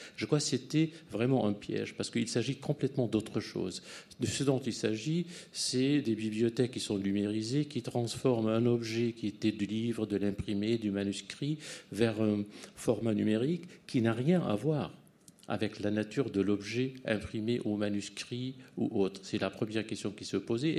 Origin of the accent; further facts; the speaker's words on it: United States; moved away as an adult; now in France; moi, je suis américain, j'ai enseigné longtemps aux États-Unis.